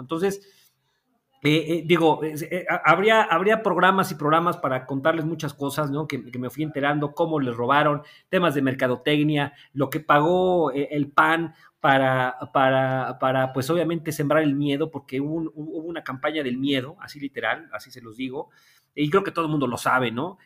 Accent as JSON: {"language": "Spanish", "region": "Puebla", "country": "Mexico", "tie": "born or raised there", "also_born_or_lived": "Mexico City", "moved": "as an adult", "said": "regresé a la ciudad de Puebla"}